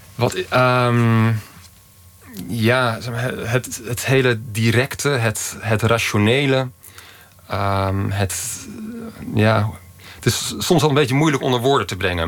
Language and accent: Dutch; Utrecht, Netherlands; now in Madrid, Spain; ik kom uit Utrecht